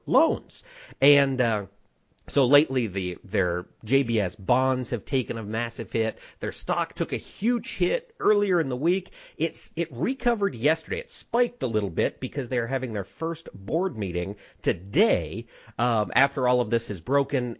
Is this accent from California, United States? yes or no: no; Winterset, Iowa, United States; in Winterset, Iowa, my hometown